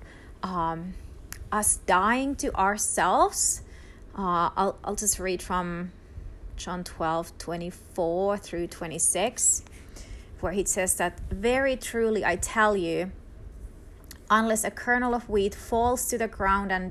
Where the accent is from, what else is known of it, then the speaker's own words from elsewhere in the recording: Finland; first language Finnish; English is a second language; moved away; Finland, my home country